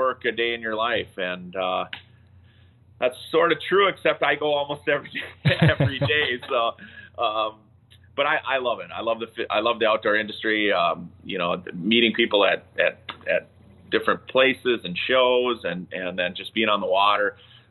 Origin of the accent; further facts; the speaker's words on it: Moose Lake, Minnesota, United States; I grew up on a lake river system. That's all I did was fish. I used to take my boat to school. I grew up in Moose Lake.